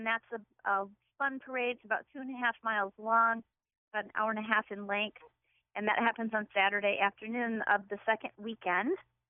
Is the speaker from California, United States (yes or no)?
no; Ann Arbor, Michigan, United States; moved away as an adult; now in Holland, Michigan, United States; I grew up in the Ann Arbor area and came to Holland to go to Hope College many years ago and never left. So I call Holland my home. I've lived here longer than I've lived anywhere else.